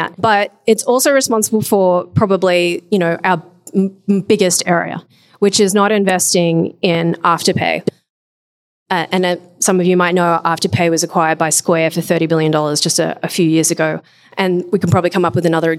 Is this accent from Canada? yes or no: no; Australia; when I was growing up in Australia